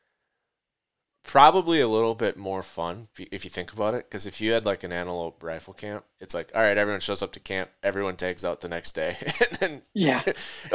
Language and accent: English; Minnesota, United States; I grew up in Minnesota